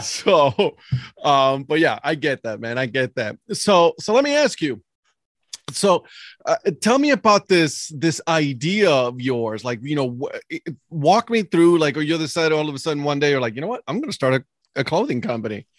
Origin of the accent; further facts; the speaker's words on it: Cleveland, Ohio, United States; I'm growing up in Cleveland